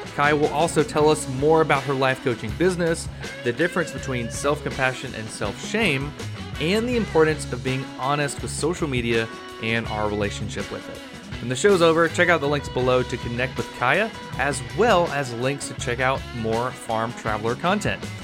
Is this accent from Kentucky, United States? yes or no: no; Florida, United States; I'm from Florida